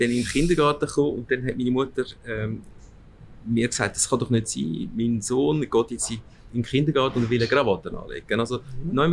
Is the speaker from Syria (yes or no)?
no; Aargau, Switzerland; meine, meine Eltern, also mein Vater ist 1960 in die Schweiz gekommen mhm. und bin dann hier aufgewachsen im Aargau.